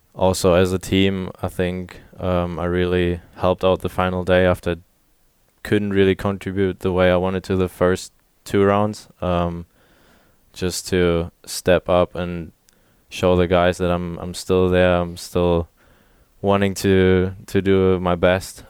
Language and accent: English; Germany; moved away as an adult; now in Little Rock, United States; showed him around my, my hometown